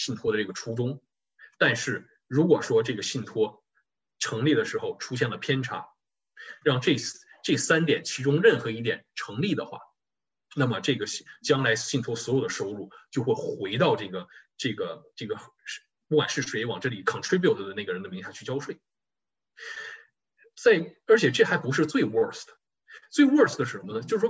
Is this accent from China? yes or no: yes; China; 对于我们中国人来讲啊，尤其不光是中国人，就是亚裔啊